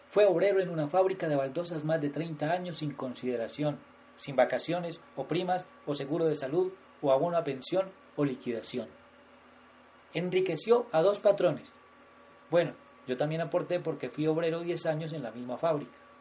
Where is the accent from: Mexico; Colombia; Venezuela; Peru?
Colombia; Támesis, Antioquia; todos somos hijos de Támesis, un municipio acunado en un ramal de la cordillera occidental en la cadena montañosa de los Andes en el departamento de Antioquia, Colombia.